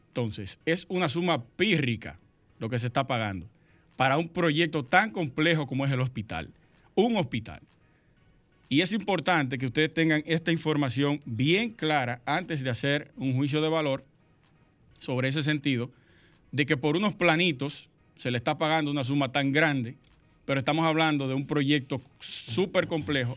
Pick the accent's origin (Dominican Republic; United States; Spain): Dominican Republic; Sosúa, Puerto Plata; nosotros nos criamos juntos en Sosúa